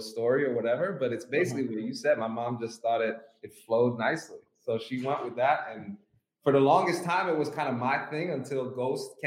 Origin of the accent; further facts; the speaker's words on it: Kingston, Jamaica; I was born in Kingston, Jamaica